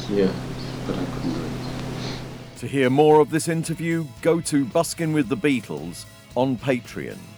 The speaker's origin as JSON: {"language": "English", "region": "London", "country": "United Kingdom", "accent": "North London", "said": "I can hear my voice was a bit higher and my North London accent was a bit stronger."}